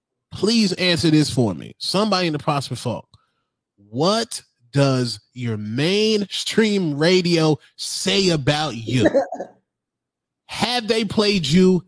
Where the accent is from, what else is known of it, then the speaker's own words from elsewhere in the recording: Denver, Colorado, United States; I was born in Denver.